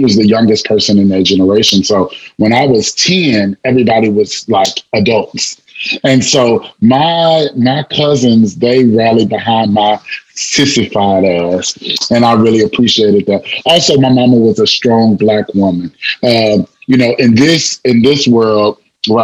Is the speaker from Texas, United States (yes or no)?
yes; La Marque, Texas, United States; I'm from Lamarck, Texas, also Texas City, Texas. And so, like coming from such a small town